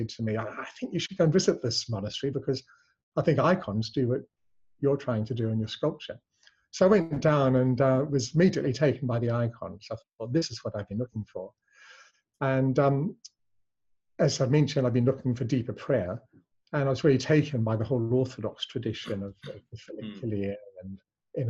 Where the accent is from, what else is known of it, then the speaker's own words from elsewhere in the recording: New Zealand; also born or lived in England; I was born in England but raised in New Zealand